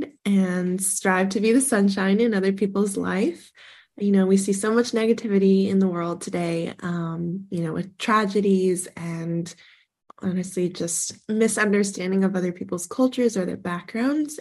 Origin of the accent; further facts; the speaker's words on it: Sonoma County, California, United States; my hometown of Sonoma County